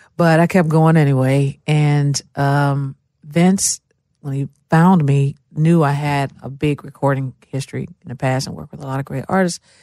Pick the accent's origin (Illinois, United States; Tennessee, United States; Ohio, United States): Tennessee, United States; Memphis; moved away as an adult; now in Nashville, United States; I grew up, uh, I was born and raised in Memphis, Tennessee.